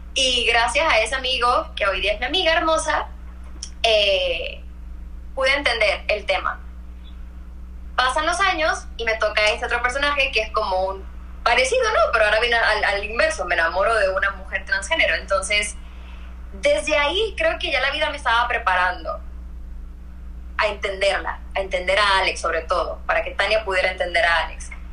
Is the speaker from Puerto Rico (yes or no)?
yes; Puerto Rico; moved away as an adult; also born or lived in New York / Mexico; soy puertorriqueña